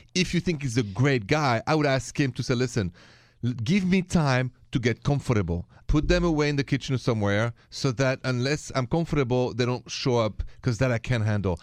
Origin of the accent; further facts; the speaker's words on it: France; moved away; I'm from France